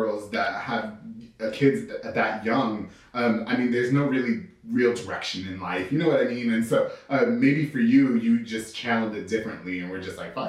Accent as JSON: {"language": "English", "area": "Long Island", "region": "New York", "country": "United States", "moved": "yes", "lives_now": "Waco, United States", "said": "I'm from New York, so I really don't know."}